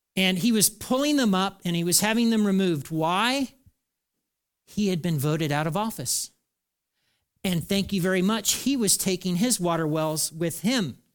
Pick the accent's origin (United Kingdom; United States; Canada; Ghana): United States; I'm an American.